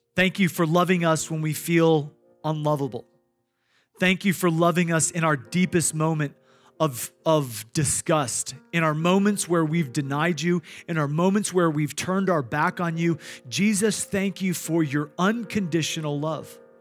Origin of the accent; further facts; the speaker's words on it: Iowa, United States; I grew up in Iowa